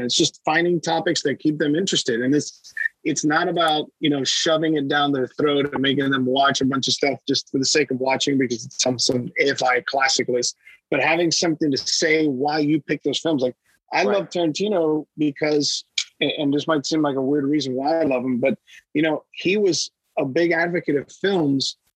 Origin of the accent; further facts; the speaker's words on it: Miami, Florida, United States; moved away as an adult; also born or lived in Boston / New York / Los Angeles; I was born and raised in Miami to Cuban immigrants